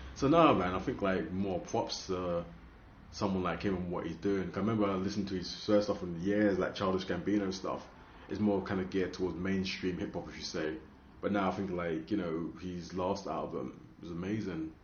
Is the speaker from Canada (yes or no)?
no; London, United Kingdom; I'm from London